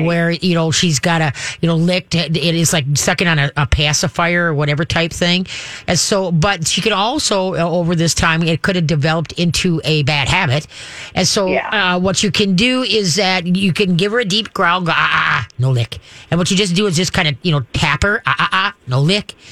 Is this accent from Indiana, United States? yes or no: no; Minnesota, United States; I'm Minnesotan.